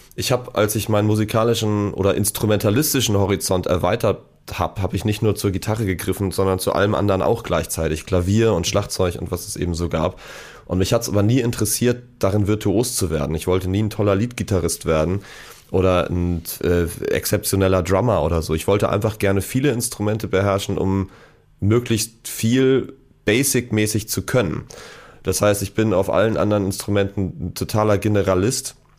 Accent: Hamburg, Germany; also born or lived in Munich; ich bin in Hamburg geboren, habe dann aber meine ersten Jahre in München verbracht und äh, bin in der Leopoldstraße eingeschult worden. Und äh, ja, bin dann irgendwann wieder zurück

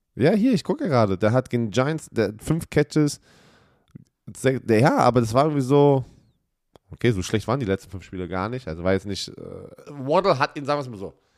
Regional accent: Germany; als Deutscher, der aus, dem deutschen, aus einer deutschen Umkleidekabine kommt

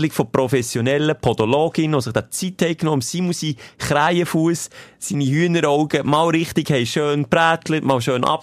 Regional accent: Switzerland; ich bin Schweizer

